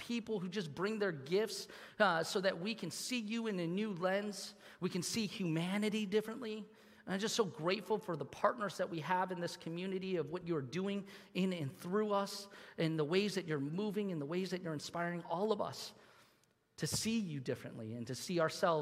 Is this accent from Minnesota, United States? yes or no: no; Troy, Michigan, United States; When I was a kid, I grew up here in Troy, and I used to play soccer here in Birmingham